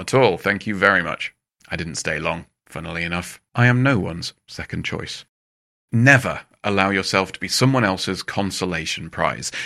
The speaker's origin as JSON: {"language": "English", "region": "England", "country": "United Kingdom", "said": "as an English person"}